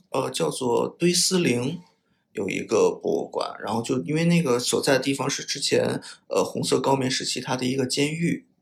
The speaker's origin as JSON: {"language": "Chinese", "country": "China", "said": "来自中国"}